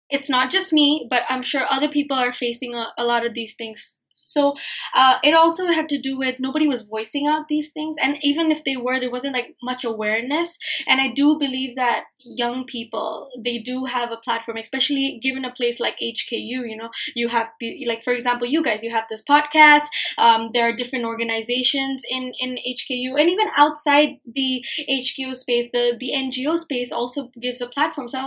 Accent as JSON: {"language": "English", "country": "Hong Kong", "tie": "born or raised there", "said": "So I, I know I was born and raised in Hong Kong, but I was confused because like I'm Bangladeshi, yeah."}